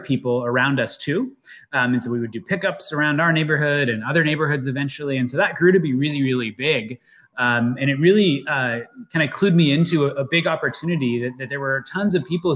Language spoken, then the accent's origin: English; Seattle, Washington, United States; I grew up in the Seattle area